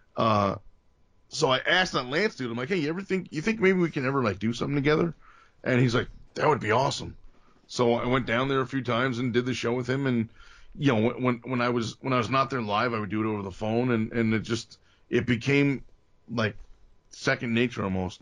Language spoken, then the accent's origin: English; Bergen County, New Jersey, United States; also born or lived in Atlantic City, New Jersey; My, my family moved to Bergen County when I was, I don't know, one or two, uh, or three. So North Jersey